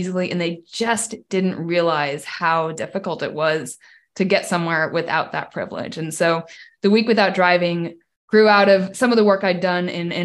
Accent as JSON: {"language": "English", "region": "Washington", "country": "United States", "tie": "born or raised there", "said": "I grew up in Washington State as someone who couldn't drive"}